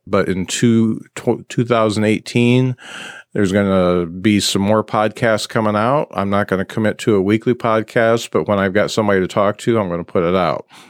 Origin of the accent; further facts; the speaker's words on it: Mishawaka, Indiana, United States; I'm from Mishawaka